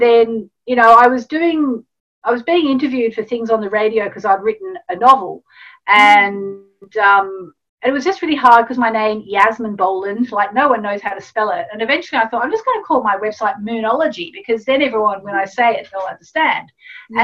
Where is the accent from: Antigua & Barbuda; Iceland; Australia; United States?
Australia; I grew up in Australia